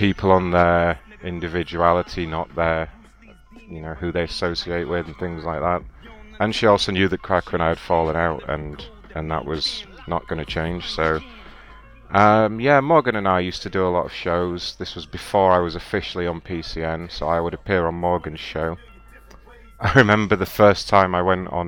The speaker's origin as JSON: {"language": "English", "region": "England", "country": "United Kingdom", "accent": "English", "said": "my English accent"}